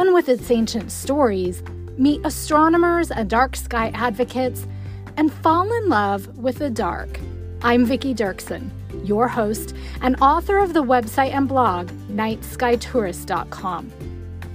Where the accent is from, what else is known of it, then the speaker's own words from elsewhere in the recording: Pacific Northwest, United States; Growing up in the Pacific Northwest